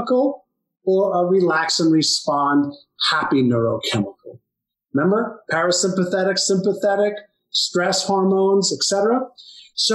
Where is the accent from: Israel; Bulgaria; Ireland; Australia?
Israel; Tel Aviv, Tel Aviv District; I was born in Tel Aviv, Israel.